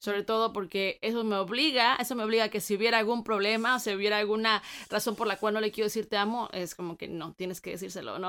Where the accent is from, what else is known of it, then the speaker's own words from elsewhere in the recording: Guanajuato, Mexico; moved away as an adult; now in United States; somos nosotros de Guanajuato